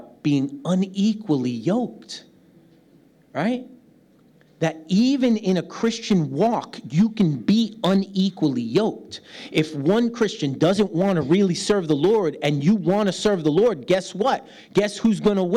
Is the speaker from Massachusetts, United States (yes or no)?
no; New York City, New York, United States; moved away; I'm a New York City kid from the United States